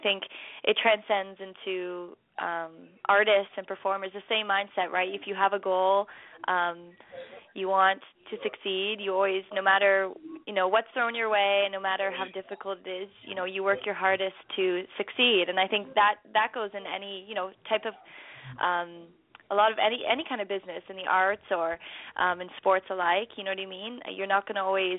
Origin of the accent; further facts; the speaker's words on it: Toronto, Ontario, Canada; I'm from Toronto and us Canadians are, you know, big hockey fans